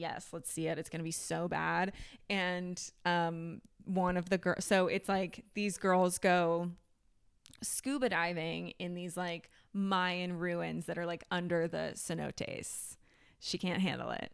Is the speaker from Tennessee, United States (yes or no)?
no; Ohio, United States; I grew up in Ohio